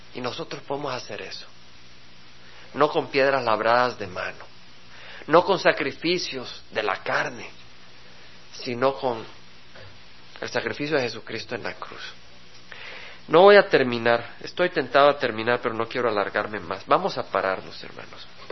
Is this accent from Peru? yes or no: no; El Salvador; como salvadoreño, porque vengo del Salvador